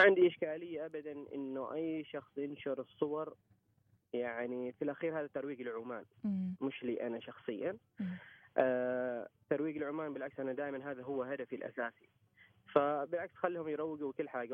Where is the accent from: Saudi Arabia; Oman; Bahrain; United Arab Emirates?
Oman; عندنا في عمان